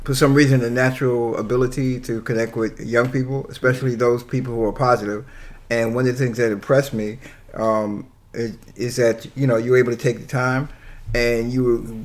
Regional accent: New York City, New York, United States; also born or lived in Long Island; I was born in Brooklyn

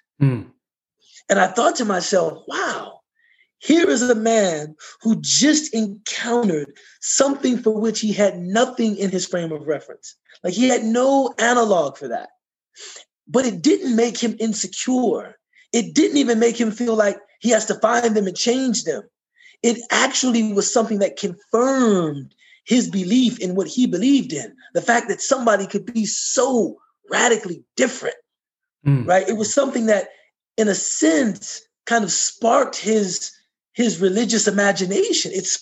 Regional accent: United States; I was from America

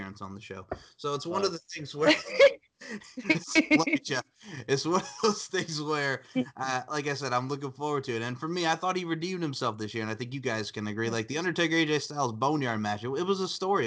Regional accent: United States; as an American, as a citizen

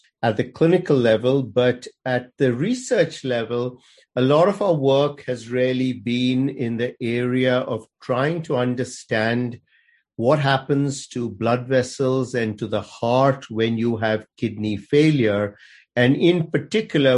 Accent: India; moved away as an adult; also born or lived in Aberdeen, Scotland; now in Chapel Hill, United States; I grew up in India and went to medical school in India.

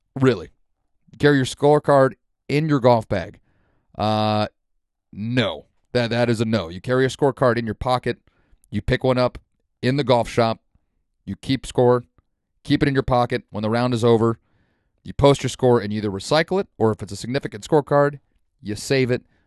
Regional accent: Santa Rosa, California, United States; also born or lived in South Korea; Santa Rosa, my hometown here in California.

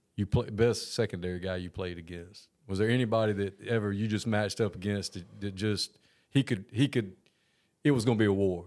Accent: Georgia, United States; I'm a Georgia kid from Georgia.

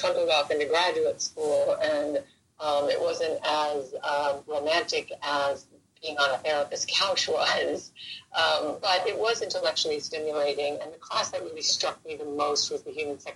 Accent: Central East Coast, Florida, United States; now in Los Angeles, United States; I'm originally from Florida. The Central East Coast, where the rockets used to go off into space

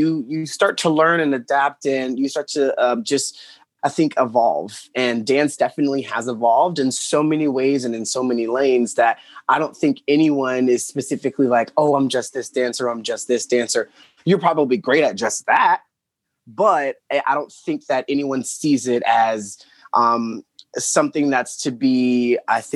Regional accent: Miami, Florida, United States; I'm originally from Miami, Florida. I was born and raised, grew up there

